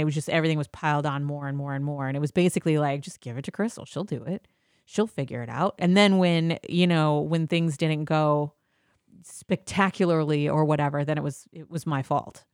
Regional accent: Midwest, United States; I'm from the Midwest

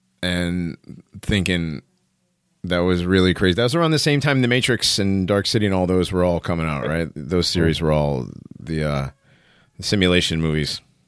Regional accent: Connecticut, United States; moved away; I'm from Connecticut, right?

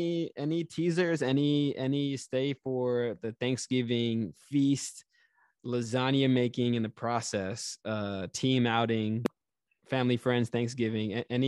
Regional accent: California, United States; born there; also born or lived in Japan; So I'm a military brat. I was born in California, lived in Japan for 3.5 years.

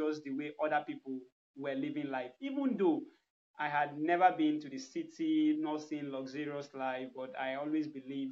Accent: Nigeria; I'm from Nigeria

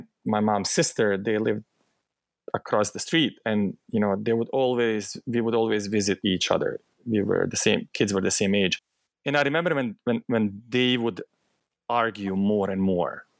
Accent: Bosnia & Herzegovina; accent: thick Bosnian; English is a second language; moved away; also born or lived in southern Bosnia and Herzegovina; the war happened in my hometown

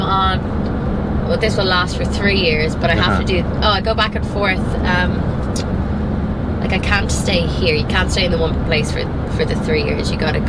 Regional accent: Dublin, Leinster, Ireland; moved away as an adult; now in Naples, United States; I think maybe because I'm from Dublin. The area that I'm from in Dublin is more

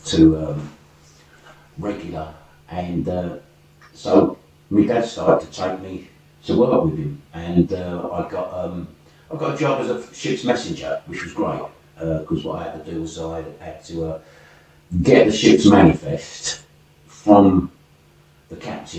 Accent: London, United Kingdom; accent: working class London; moved away; East London. I was born in Forest Gate Mothers Hospital.

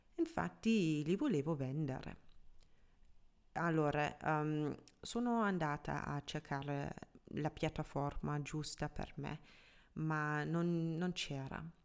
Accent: Germany; first language German; Italian is a second language; moved away as an adult; now in Milan, Italy; sono tedesca, quindi anche madrelingua tedesco

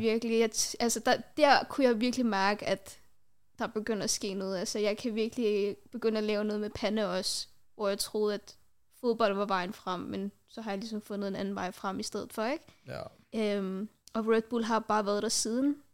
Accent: Denmark; Jeg er fra Danmark. øh, jeg har rødder fra Pakistan

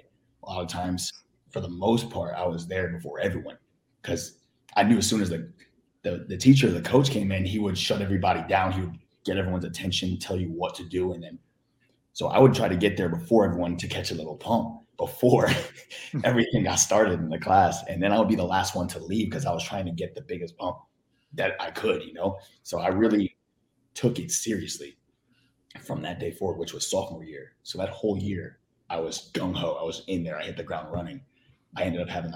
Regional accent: Florida, United States; moved away as an adult; also born or lived in Philadelphia, Pennsylvania; now in California, United States; I was born in Philly and I grew up in Florida for about 14, 15 years before I came to Cali, which is where I am now

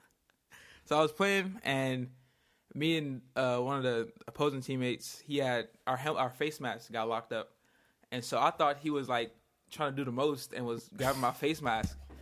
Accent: Inglewood, California, United States; I'm from Inglewood, California. Uh, basically born and raised here

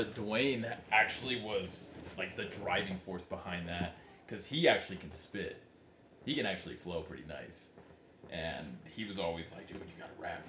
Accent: Utah, United States; In Utah. We're from Utah.

